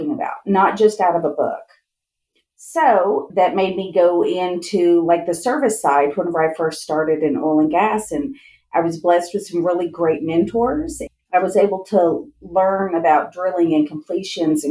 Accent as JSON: {"language": "English", "town": "Kerrville", "region": "Texas", "country": "United States", "moved": "yes", "lives_now": "Midland, United States", "said": "I'm originally from Central Texas, outside of Kerrville, and my family moved here in the late 80s"}